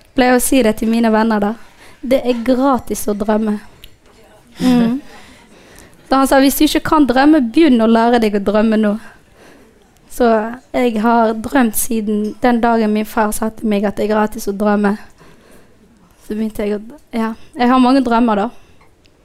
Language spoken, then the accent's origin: Norwegian; Somalia; also born or lived in Djibouti; now in Norway; jeg egentlig ikke er fra Somalia